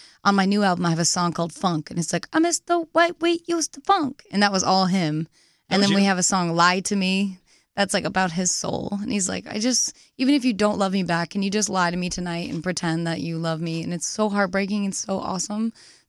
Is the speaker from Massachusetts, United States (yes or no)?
yes; Nantucket, Massachusetts, United States; Nantucket Island.